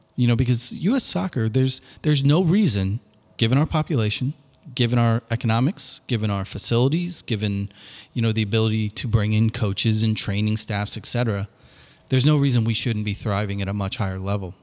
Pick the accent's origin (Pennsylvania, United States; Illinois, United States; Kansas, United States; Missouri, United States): Missouri, United States; Washington; growing up in Washington, Missouri, in a Southern Baptist household